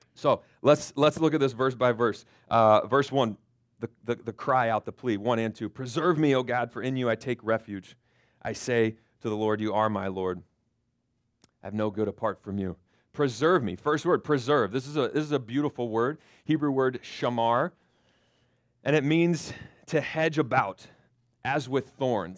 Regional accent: Florida, United States; moved away; I grew up in Florida

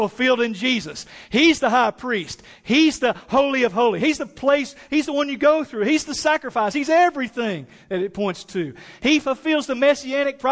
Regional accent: East Tennessee, United States; My mom and dad, we grew up in East Tennessee

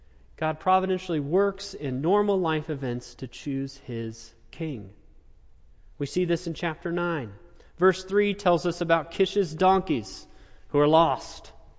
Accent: Topeka, Kansas, United States; also born or lived in Manhattan, Kansas; now in Wichita, United States; I grew up in Topeka

